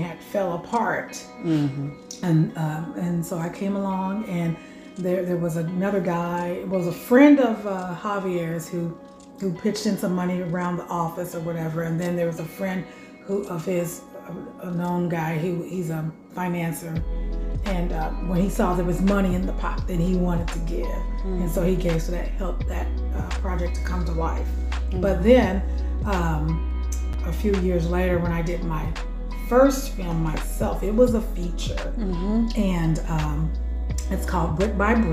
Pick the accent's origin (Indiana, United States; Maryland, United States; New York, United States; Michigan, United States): Indiana, United States; Born and raised in Indiana